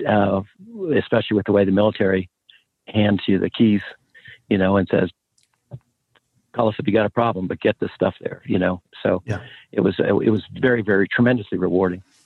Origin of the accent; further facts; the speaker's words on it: Pennsylvania, United States; moved away as an adult; I'm from a small coal mining town in Steeltown in Pennsylvania, and uh, Western Pennsylvania, outside a couple hours from Pittsburgh